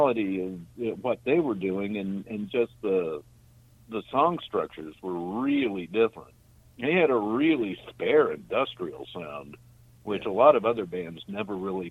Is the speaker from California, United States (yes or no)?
yes; Orange County, California, United States; growing up in Orange County, being in Orange County in L.A.